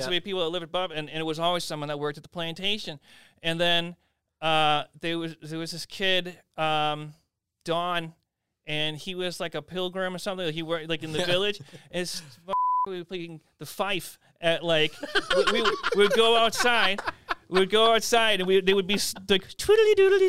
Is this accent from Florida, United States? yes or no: no; Carver, Massachusetts, United States; I grew up in Carver